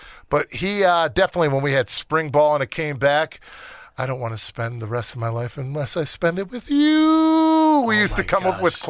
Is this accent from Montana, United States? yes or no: no; Chicago, Illinois, United States; Growing up in Chicago